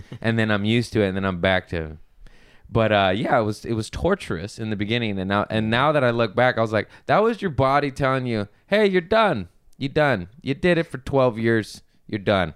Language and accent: English; Los Angeles, California, United States